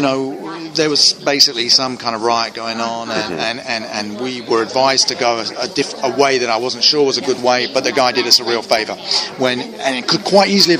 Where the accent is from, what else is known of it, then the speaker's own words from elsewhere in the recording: London, United Kingdom; moved away as an adult; now in United States; I'm from London originally.